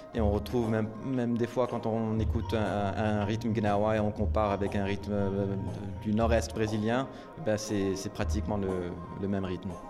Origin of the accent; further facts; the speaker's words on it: Morocco; moved away; j'ai grandi au Maroc